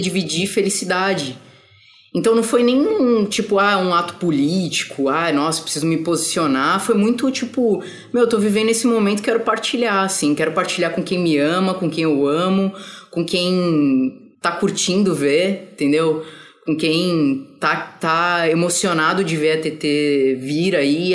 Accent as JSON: {"language": "Portuguese", "region": "São Paulo", "country": "Brazil", "moved": "yes", "lives_now": "Rio de Janeiro, Brazil", "said": "eu sou de São Paulo, mas eu tô morando no Rio"}